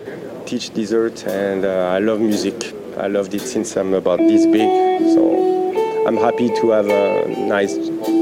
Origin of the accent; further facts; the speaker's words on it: Paris, Île-de-France, France; now in Taiwan; I'm from France, Paris, born in Paris, and I've been in Taiwan for about 10 years.